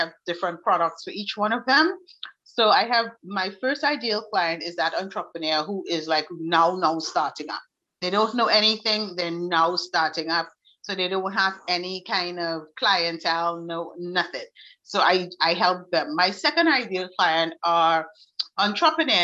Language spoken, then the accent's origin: English; Trinidad & Tobago; I am from Trinidad and Tobago in the Caribbean, so it's really, really hot